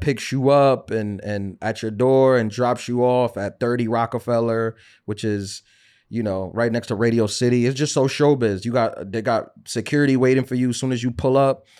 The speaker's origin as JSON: {"language": "English", "region": "New York", "country": "United States"}